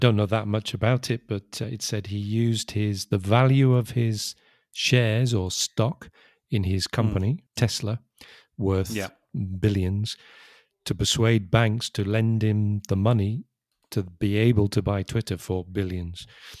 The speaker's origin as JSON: {"language": "English", "country": "United Kingdom", "said": "Because I'm British, not American."}